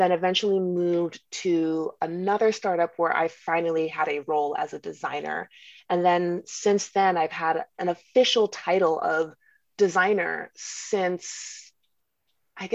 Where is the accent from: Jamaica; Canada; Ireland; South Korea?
Jamaica; I'm Jamaican.